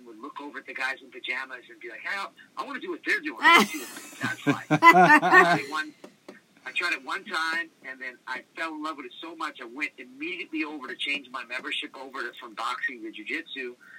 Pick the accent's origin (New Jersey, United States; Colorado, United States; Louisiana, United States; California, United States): Louisiana, United States; New Orleans; also born or lived in Washington State; I lived in kind of split home worlds. So my mother's side of the family lived in New Orleans.